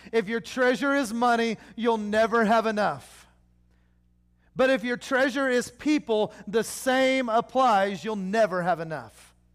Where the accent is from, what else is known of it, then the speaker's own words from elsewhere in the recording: Oklahoma, United States; I'm from Oklahoma